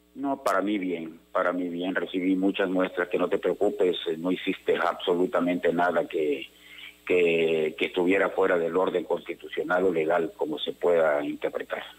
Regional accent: Tabasco, Mexico; soy tabasqueño y porque amo a Tabasco

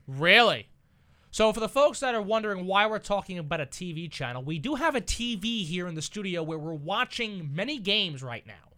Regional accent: Massapequa Park, New York, United States; I'm from Massapequa Park

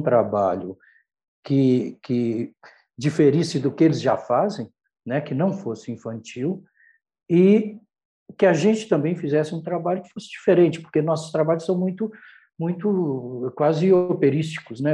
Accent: Brazil; o fato de ser brasileiro também, nós somos brasileiros

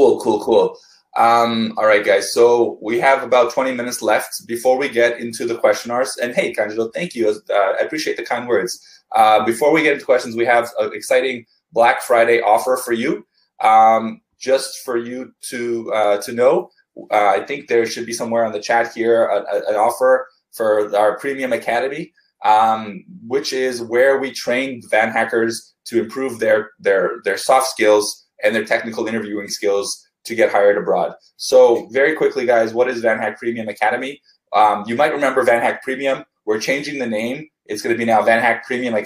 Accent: Canada; also born or lived in Vancouver; I'm Canadian

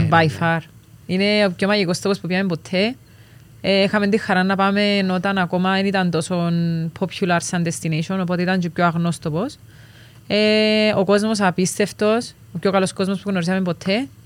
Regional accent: Cyprus; moved away; Είμαστε νησιώτες, είμαστε Κυπρέοι, οπότε θέλαμε κάπω να ξεφύγουμε από το reality και τη ζωή μας στην Κύπρο

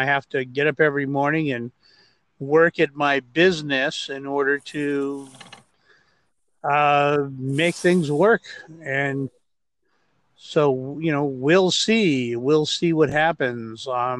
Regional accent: Los Angeles, California, United States; also born or lived in Glendale, California / Rowland Heights / Hacienda Heights; I was born in Glendale, California, not far from where I am now. And so I'm an LA native. I grew up here, and I grew up in a place called Roland Heights and Hacienda Heights

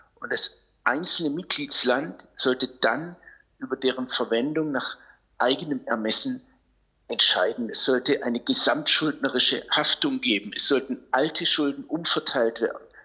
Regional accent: Germany; wir Deutsche

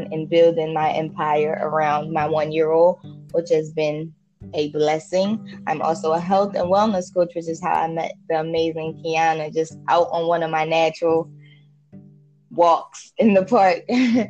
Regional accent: Jamaica; I was born and raised in Jamaica.

